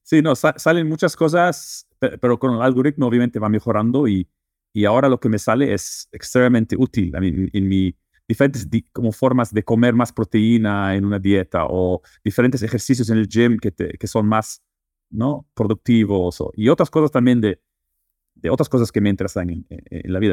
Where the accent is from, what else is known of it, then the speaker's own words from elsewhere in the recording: Netherlands; Spanish is a second language; also born or lived in Lebanon; now in Mexico; Yo eh, crecí y nací en Holanda, pero eh, mi familia es libanesa y también viví dos años en Líbano